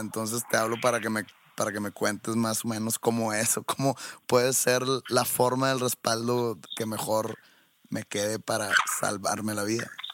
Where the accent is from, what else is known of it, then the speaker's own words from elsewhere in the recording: Mexico; Yo soy de México